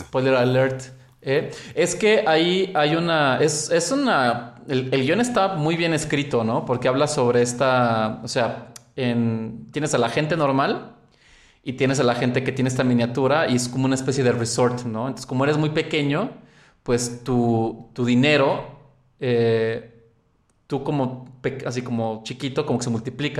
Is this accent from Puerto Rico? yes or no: no; Mexico; en mi país, México